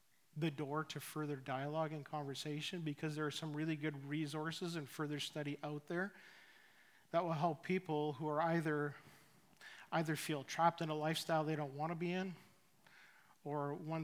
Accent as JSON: {"language": "English", "region": "Saskatchewan", "country": "Canada", "tie": "born or raised there", "also_born_or_lived": "Richmond", "moved": "as an adult", "lives_now": "Chilliwack, Canada", "said": "we moved from Saskatchewan, where my wife and I were both born, we ended up in Richmond"}